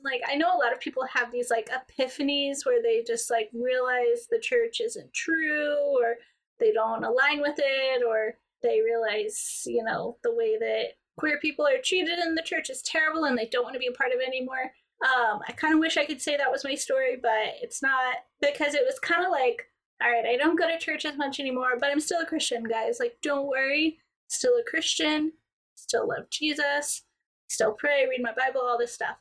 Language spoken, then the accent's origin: English; Georgia, United States; now in Greenville, United States; Actually, I'm from Georgia, but okay. I live in South Carolina now